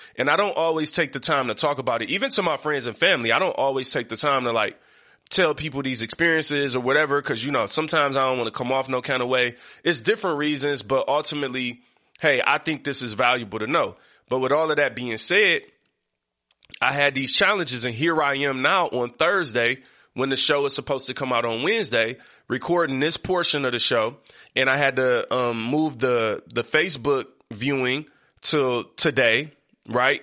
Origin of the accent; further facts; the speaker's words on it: Detroit, Michigan, United States; I come from Seven Mile East Side